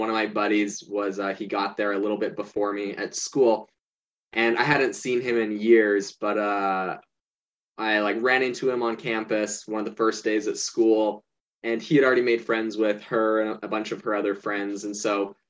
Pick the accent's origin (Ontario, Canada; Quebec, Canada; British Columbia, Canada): British Columbia, Canada; Vancouver Island; also born or lived in Hawaii; now in Arizona, United States; I grew up in Canada on Vancouver Island, right next to Vancouver, British Columbia.